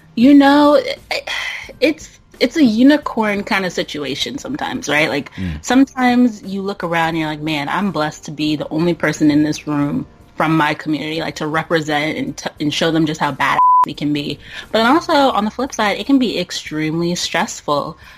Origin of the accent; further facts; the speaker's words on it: Burke, Virginia, United States; now in Oakland, United States; born and raised in Burke, Virginia.